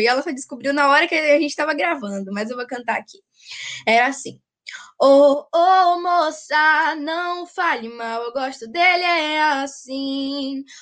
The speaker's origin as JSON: {"language": "Portuguese", "town": "Jequié", "region": "Bahia", "country": "Brazil", "said": "sou de Jiquié, na Bahia"}